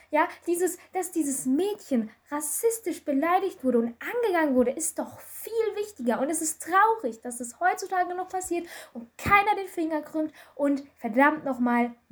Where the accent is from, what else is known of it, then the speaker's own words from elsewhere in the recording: Germany; Ich komme aus Deutschland und du aus keine Ahnung wo.